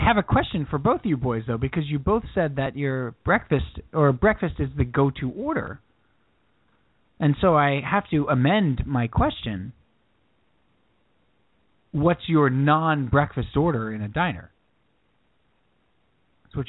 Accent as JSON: {"language": "English", "town": "Commack", "region": "New York", "country": "United States", "tie": "born or raised there", "said": "The Candlelight was our diner. Where we grew up in Comac"}